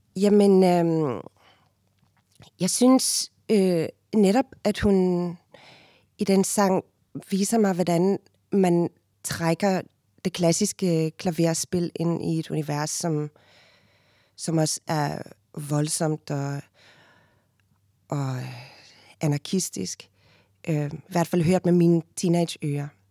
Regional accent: Cape Town, Western Cape, South Africa; first language Afrikaans; Danish is a second language; moved away as an adult; now in Denmark; født og opvokset i, i Cape Town. Øhm, og jeg flyttede til Danmark, da jeg var 19 år gammel i 1997

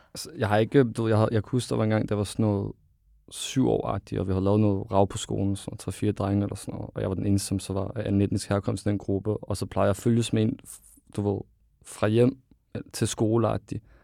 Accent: Ishøj, Capital Region of Denmark, Denmark; now in Greve, Denmark; Jeg er født og opvokset i Ishøj, og så flytter til Greve

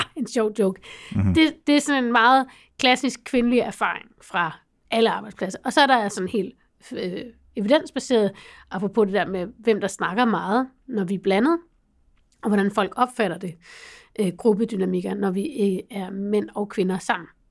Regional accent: North Jutland, North Denmark Region, Denmark; Jeg kommer fra Nordjylland

